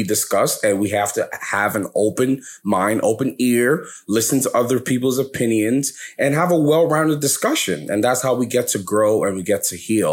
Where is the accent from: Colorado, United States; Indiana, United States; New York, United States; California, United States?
New York, United States; New York City; also born or lived in Lagos, Nigeria; I was born in America, in New York. I'm from New York, New York, New York, where we at? BK, Brooklyn house, nobody? All right, okay. Well, I was born in Brooklyn